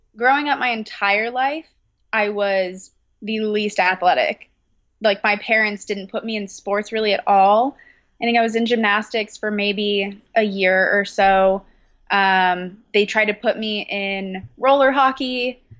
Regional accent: California, United States; moved away as an adult; now in Brooklyn, United States; I am located in Brooklyn, but I was originally born and raised in California

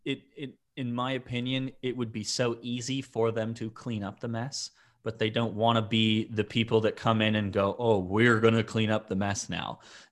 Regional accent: Toronto, Ontario, Canada; because they're from Toronto and I'm from Toronto and I like the women from Toronto

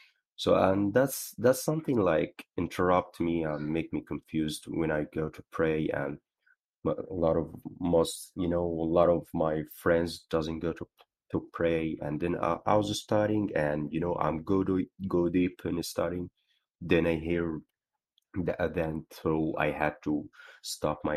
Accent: Egypt; I'm 24 years old. I'm from Egypt.

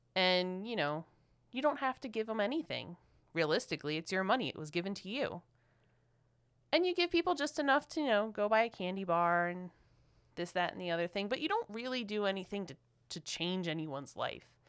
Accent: Philadelphia, Pennsylvania, United States

